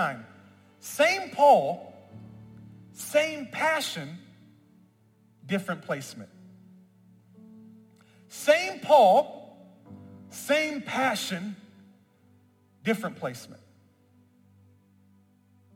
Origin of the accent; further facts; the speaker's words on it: Memphis, Tennessee, United States; I'm from Memphis, where I was born and raised